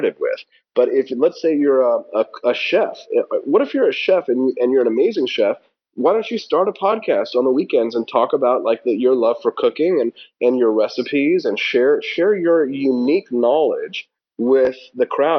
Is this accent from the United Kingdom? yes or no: no; Peculiar, Missouri, United States; also born or lived in Independence, Missouri; I was born in Independence, raised in Peculiar